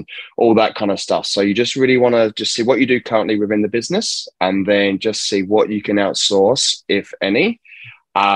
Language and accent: English; England, United Kingdom; now in Perth, Australia; Born and raised in England